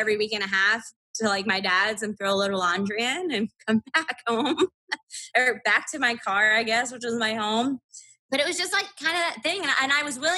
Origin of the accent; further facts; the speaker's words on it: about an hour and a half from Canton, Ohio, United States; my hometown is about an hour and a half from Canton, Ohio